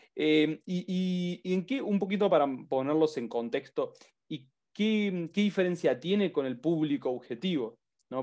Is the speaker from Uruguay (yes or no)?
yes; Uruguay; Yo soy de Uruguay